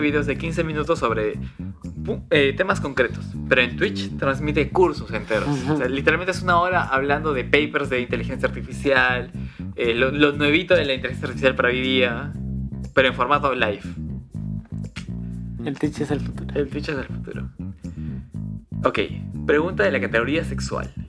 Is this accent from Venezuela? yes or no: no; Cusco, Peru; Soy de Cusco. Soy de Cusco. Sí.